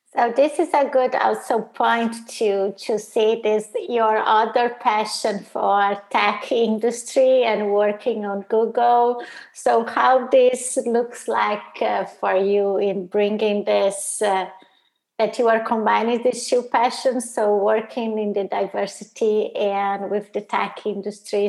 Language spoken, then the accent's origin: English; Brazil; also born or lived in Italy; now in United States; I'm originally from Brazil